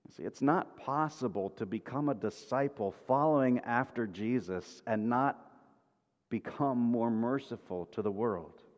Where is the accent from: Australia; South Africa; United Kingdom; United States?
United States; Kansas; I grew up in Kansas, west of the Mississippi River, which was Midwest